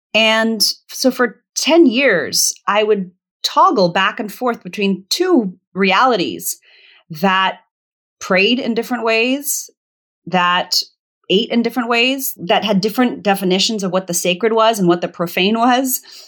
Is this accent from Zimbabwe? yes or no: yes; Zimbabwe; born there; also born or lived in Botswana / Virginia, United States; I was born in Zimbabwe because it was the closest good hospital to the village that they lived in Botswana